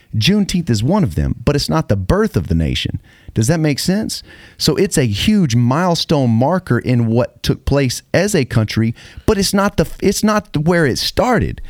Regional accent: United States; I'm from America. I'm American.

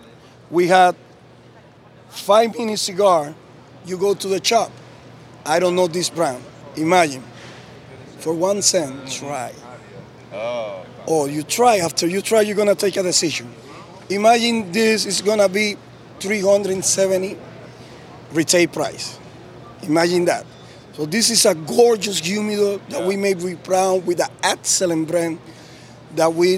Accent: Tamboril, Santiago, Dominican Republic; I'm from Dominican Republic, and I'm from a small town called Tamboril.

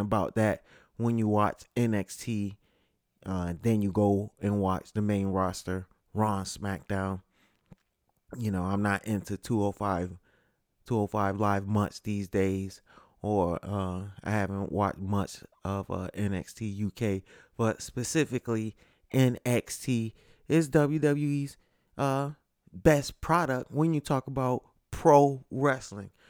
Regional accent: Connecticut, United States; live from Connecticut, my home state, uh, specifically Bridgeport

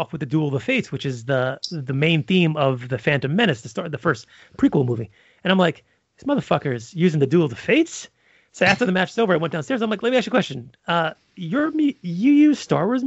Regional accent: New York City, New York, United States; I'm from Brooklyn

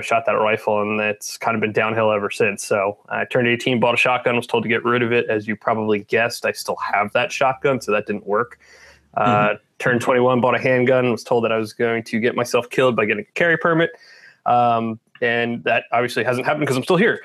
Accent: Southeast Pennsylvania, United States; also born or lived in Binghamton, New York; I am from Pennsylvania, Southeast Pennsylvania, grew up here, was born here, grew up here

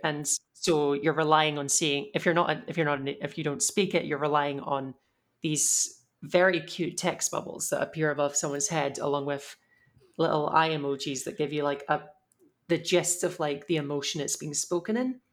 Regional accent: United Kingdom

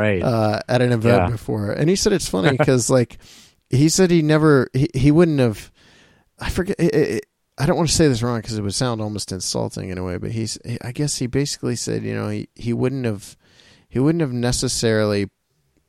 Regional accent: Ohio, United States; we're from this area and we're from Ohio

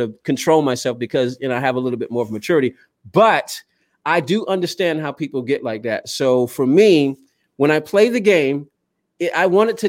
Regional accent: Southern United States, United States; I used to only just pay attention to NHRA and NASCAR because I grew up in the South. It's what I knew.

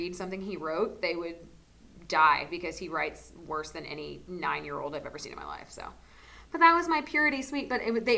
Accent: South Florida, United States; I'm from South Florida. I'm from a big city.

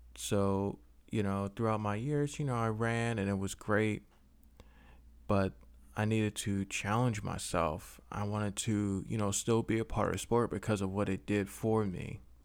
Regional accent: Philadelphia, Pennsylvania, United States; I am from Philly

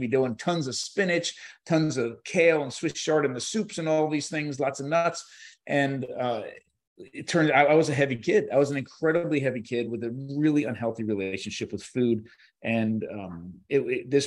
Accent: New Jersey, United States; So I grew up in New Jersey, right by the shore.

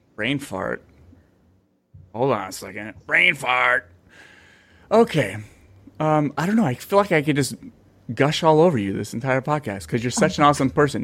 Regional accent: Bay Area, California, United States; moved away as an adult; now in Fresno, United States; I grew up in the Bay Area

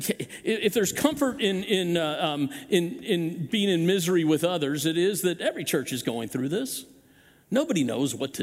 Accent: Chesterfield, Missouri, United States; I grew up in this area. I grew up hunting in Chesterfield Valley

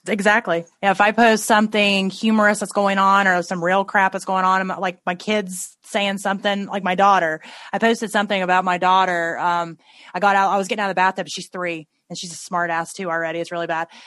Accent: Tennessee, United States; I grew up in Tennessee and we say things like rednecks

